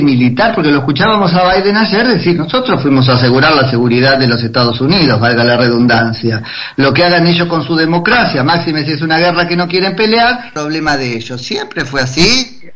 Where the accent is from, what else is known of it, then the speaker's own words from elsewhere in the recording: Argentina; como argentino